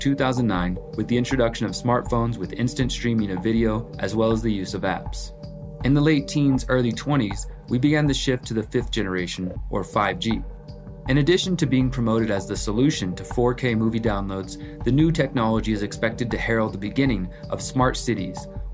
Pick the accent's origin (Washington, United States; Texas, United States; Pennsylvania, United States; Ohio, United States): Texas, United States; Houston; my hometown of Houston, Texas